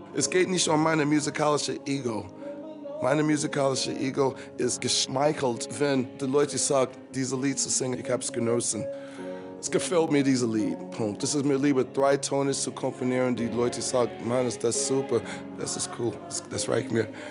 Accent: United States; first language English; German is a second language; moved away as an adult; now in Munich, Germany; in meiner Kirche in Amerika.

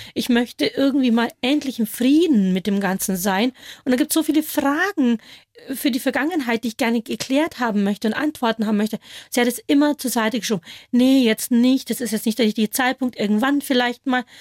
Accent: near Schongau, Upper Bavaria, Germany; accent: Bavarian; first language Bavarian; also born or lived in Kolkata, India; das ist meine Muttersprache, Borisch

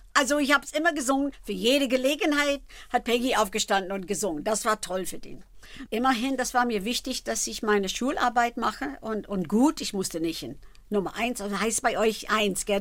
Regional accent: Philadelphia, Pennsylvania, United States; German is a second language; moved away; also born or lived in Germany; ich habe hab viel Fernsehen in Philadelphia gemacht, also meine Heimatstadt

